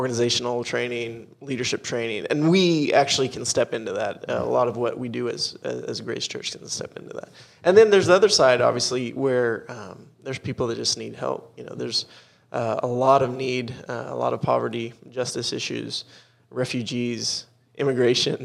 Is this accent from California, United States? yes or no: no; Dallas, Texas, United States; moved away as an adult; also born or lived in India / Costa Rica; we grew up in a time where, you know, is Dallas, Texas